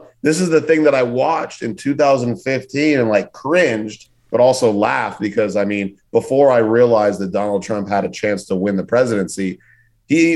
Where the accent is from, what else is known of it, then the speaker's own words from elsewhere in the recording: Los Angeles, California, United States; now in New York, United States; from California, from LA, living in New York